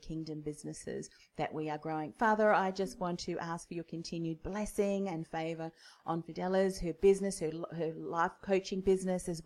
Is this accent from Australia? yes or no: yes; Australia